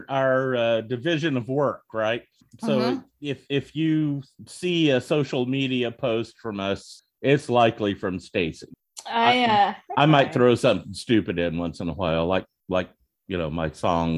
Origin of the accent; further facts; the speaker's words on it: Oklahoma, United States; Hey, my Oklahoma people built your fucking pipeline, you know?